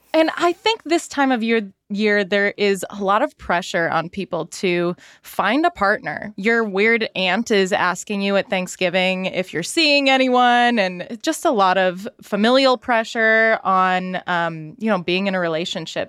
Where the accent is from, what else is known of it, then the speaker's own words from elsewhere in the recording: Salt Lake City, Utah, United States; I'm from Salt Lake City